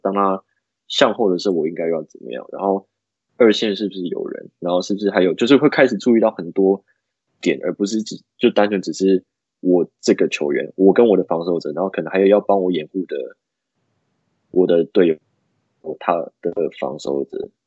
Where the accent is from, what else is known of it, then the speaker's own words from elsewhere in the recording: Taoyuan, Taiwan; now in United States; 他跟我都是，我们是桃园人